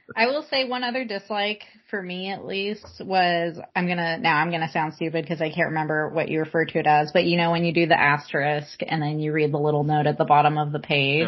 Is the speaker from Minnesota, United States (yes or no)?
no; Southern California, United States; I'm from Southern California